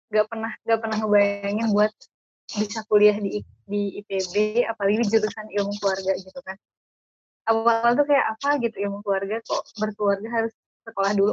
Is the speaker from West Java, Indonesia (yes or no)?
yes; Bandung, West Java, Indonesia; dari perkenalan aja mungkin uh, udah ketahuan ya. Uh, aku dari Bandung.